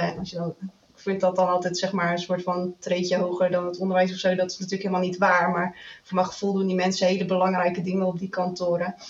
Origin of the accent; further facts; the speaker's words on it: Zeeland, Netherlands; ik kom uit Zeeland